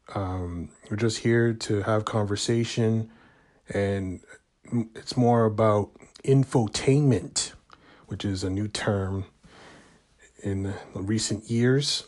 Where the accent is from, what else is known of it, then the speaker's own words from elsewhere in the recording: Canada; I'm from Canada